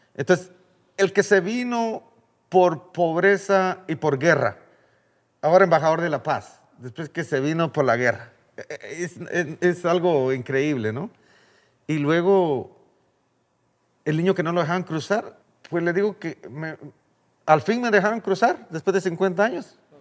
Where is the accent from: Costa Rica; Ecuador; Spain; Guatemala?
Guatemala; moved away as an adult; Yo me vine de Guatemala porque no había la oportunidad